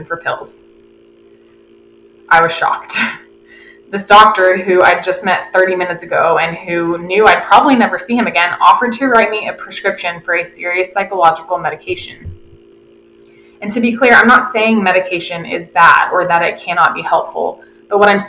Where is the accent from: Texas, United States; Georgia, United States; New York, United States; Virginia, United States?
Texas, United States; Austin; also born or lived in Dallas, Texas; I'm from Austin, but I was living in Dallas at the time